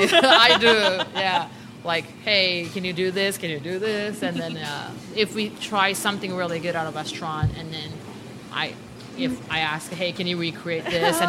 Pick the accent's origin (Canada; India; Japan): Japan; Okinawa; now in Oklahoma City, United States; imported from Japan, my hometown, Okinawa.